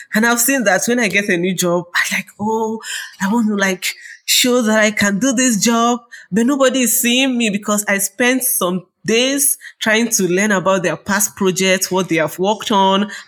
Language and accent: English; Nigeria; from Nigeria